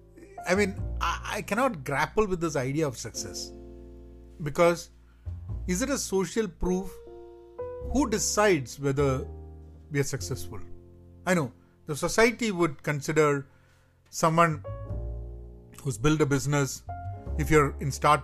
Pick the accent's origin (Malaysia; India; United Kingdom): India; Kerala; growing up in Kerala